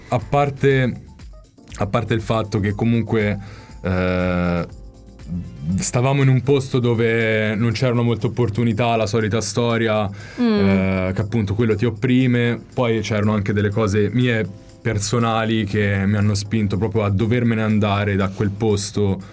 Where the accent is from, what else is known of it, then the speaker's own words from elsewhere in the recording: Val di Chiana, Tuscany, Italy; moved away as an adult; now in London, United Kingdom; io sono chianino puro